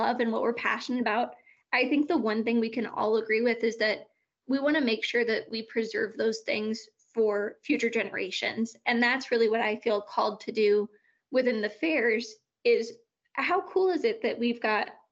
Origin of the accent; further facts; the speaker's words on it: Lakeport, California, United States; moved away as an adult; also born or lived in Bay Area, California; now in Wyoming, United States; I'm originally from a really small town called Lakeport in California